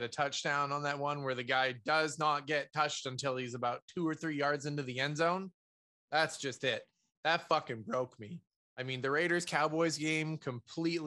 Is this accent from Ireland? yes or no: no; Canada; being Canadian.